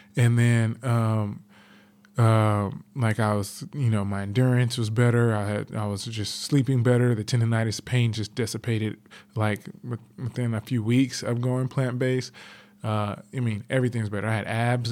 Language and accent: English; Los Angeles, California, United States; I grew up in South Central Los Angeles